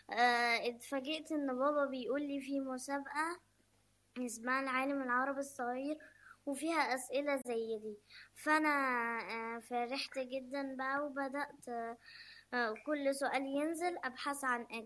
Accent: Egypt; أنا من مصر وعندي 8 سنين

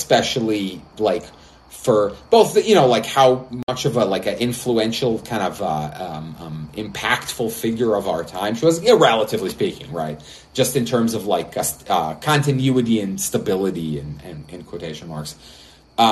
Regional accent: Israel; I'm from Israel, a small country that has a lot of nationalist pride

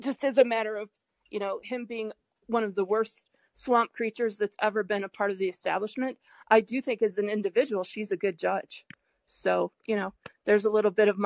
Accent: United States; I'm an American

